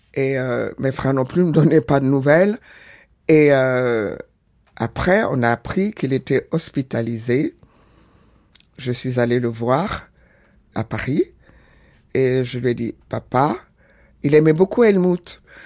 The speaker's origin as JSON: {"language": "French", "country": "Senegal", "tie": "born or raised there", "also_born_or_lived": "Porto-Novo, Benin", "said": "je suis né au Bénin, à Porto Novo, grandi au Sénégal."}